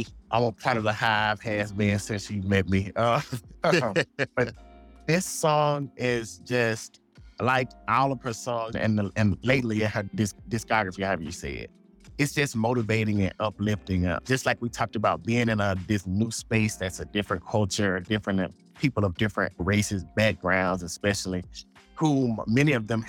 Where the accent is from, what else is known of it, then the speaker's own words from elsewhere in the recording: Sugar Lake, Mississippi, United States; moved away as an adult; also born or lived in Jackson, Mississippi; I'm from Sugar Lake, Mississippi, small town guy.